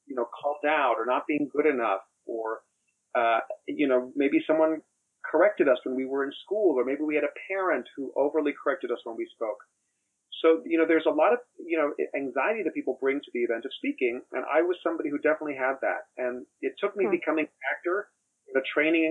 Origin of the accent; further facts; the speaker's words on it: Miami, Florida, United States; I grew up in Miami, Florida